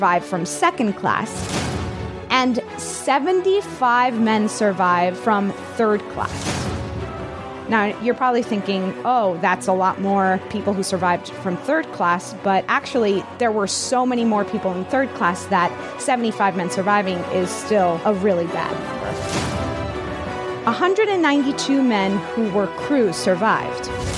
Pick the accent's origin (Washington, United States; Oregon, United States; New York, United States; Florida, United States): Florida, United States; Miami; I'm from Miami